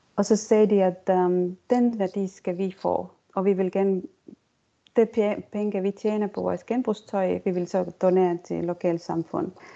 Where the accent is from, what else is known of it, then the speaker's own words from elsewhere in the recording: Estonia; Danish is a second language; moved away as an adult; also born or lived in Denmark / United States; jeg kommer fra Estland, men jeg har boet øh, egentlig i Danmark og også i USA i næsten 18-20 år.